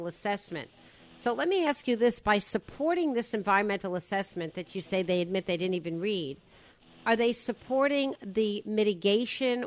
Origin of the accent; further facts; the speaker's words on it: South Shore of Long Island, New York, United States; moved away as an adult; now in Connecticut, United States; I moved away from the South Shore of Long Island because of the congestion and the noise of JFK. I lived with it. I went to a high school, Mayor, called Lawrence High School